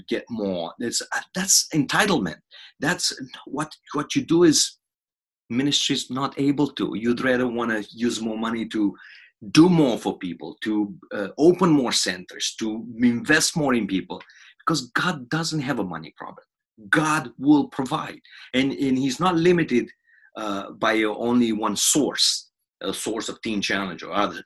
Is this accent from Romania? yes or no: yes; Romania; I'm from Romania.